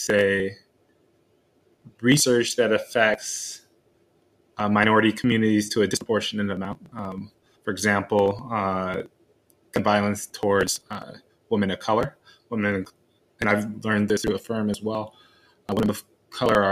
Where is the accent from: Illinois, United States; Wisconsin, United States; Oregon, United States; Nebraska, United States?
Illinois, United States; Chicago; I grew up in Chicago